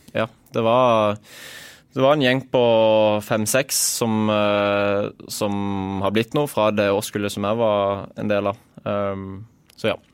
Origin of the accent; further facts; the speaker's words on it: Agder, Norway; som sørlending